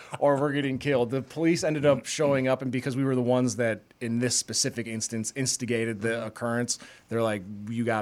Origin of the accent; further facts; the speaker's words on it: Polk County, Wisconsin, United States; in my hometown, they built a new, Polk County, Wisconsin